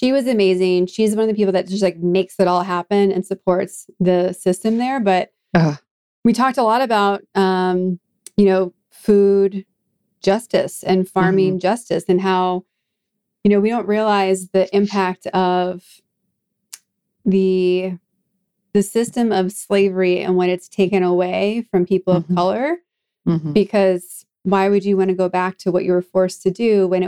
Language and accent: English; Boston, Massachusetts, United States; moved away; also born or lived in Worcester; I'm also from Boston